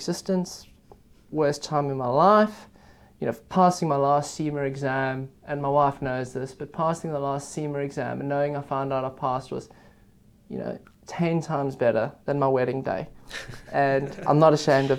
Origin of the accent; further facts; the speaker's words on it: Johannesburg, Gauteng, South Africa; moved away as an adult; also born or lived in Cape Town / United Kingdom; I am South African. I grew up in Johannesburg.